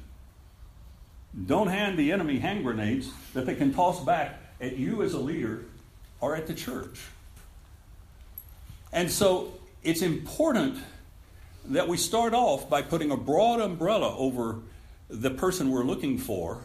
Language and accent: English; Texas, United States; I grew up here in Texas when we had blue laws